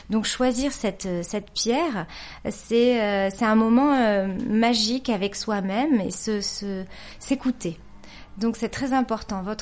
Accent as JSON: {"language": "French", "region": "Nouvelle-Aquitaine", "country": "France", "tie": "born or raised there", "said": "j'ai grandi aussi au Pays Basque, que tu connais bien."}